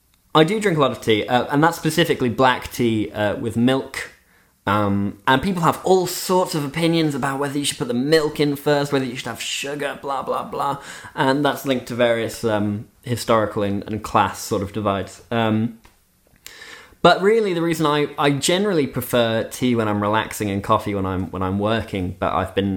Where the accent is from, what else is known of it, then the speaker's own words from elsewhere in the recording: Switzerland; also born or lived in United Kingdom; If there are any listeners who don't know, Nick and I both grew up in Switzerland, but I'm British by birth. I'm a dual national.